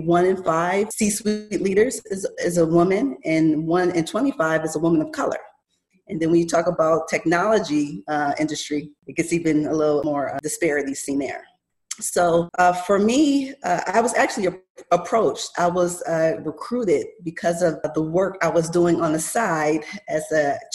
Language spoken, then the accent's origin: English; Buffalo, New York, United States; moved away as an adult; also born or lived in Rochester, New York; now in Arizona, United States; I'm from Buffalo, New York